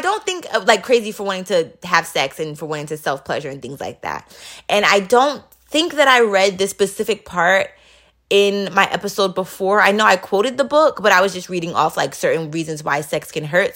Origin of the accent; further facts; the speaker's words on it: New York City, New York, United States; moved away as an adult; I grew up in Queens, New York